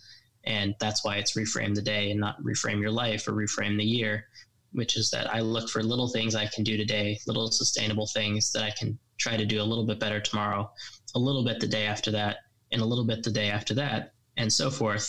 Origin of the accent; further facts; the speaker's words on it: Colorado, United States; moved away as an adult; also born or lived in Washington, D.C.; now in London, United Kingdom; back home working in politics in my home state of Colorado